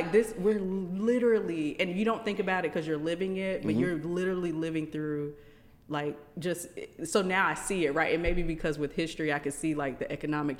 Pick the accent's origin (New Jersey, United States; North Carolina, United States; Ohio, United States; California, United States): North Carolina, United States; Rich Square; also born or lived in Miami, Florida; So moved from there when I was 9. Okay. Came to North Carolina to a small town called Rich Square.